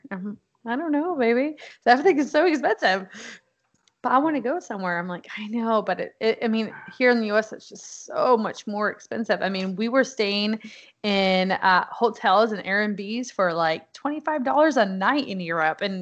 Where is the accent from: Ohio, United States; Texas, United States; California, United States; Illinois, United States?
Texas, United States; so we were at Fort Hood, which was nice because I am from Texas.